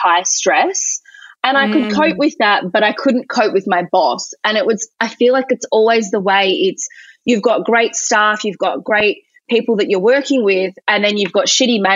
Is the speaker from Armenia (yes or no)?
no; Quairading, Western Australia, Australia; also born or lived in Cottesloe, Western Australia; I actually grew up in Quereting.